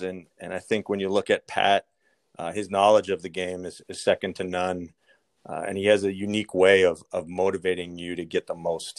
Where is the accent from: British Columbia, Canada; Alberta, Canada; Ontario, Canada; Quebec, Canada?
Ontario, Canada; Kingston; moved away as an adult; now in Chicago, United States; being from Kingston